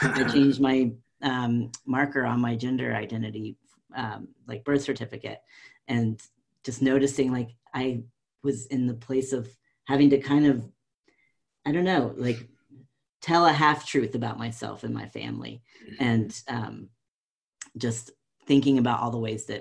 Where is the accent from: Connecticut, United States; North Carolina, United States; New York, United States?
North Carolina, United States; moved away as an adult; I am a white, southern transgender man who was born and raised in North Carolina and now living back in North Carolina